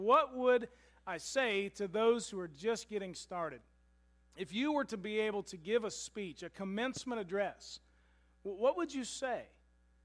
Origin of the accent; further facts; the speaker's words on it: Louisville, Kentucky, United States; I was graduating from Pleasure Ridge Park High School in Louisville, Kentucky